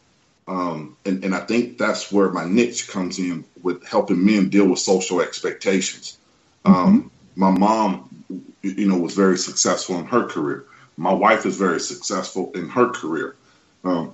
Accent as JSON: {"language": "English", "area": "the Southeastern region", "region": "the South of the U.S.", "country": "United States", "tie": "born or raised there", "said": "I grew up in the South, what we call the South of the U.S., the Southeastern region"}